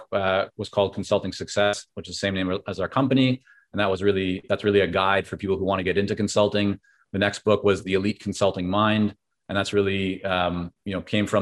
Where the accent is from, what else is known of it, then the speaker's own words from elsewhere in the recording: Vancouver, British Columbia, Canada; English is a second language; also born or lived in Toronto / Israel; when I came back to Canada, this time to Vancouver at the age of 6 and a half, I didn't speak English